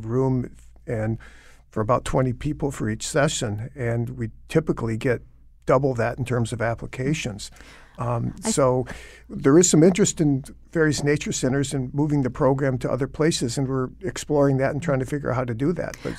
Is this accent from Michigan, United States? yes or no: yes; Michigan, United States; and I grew up in Michigan where there's plenty of water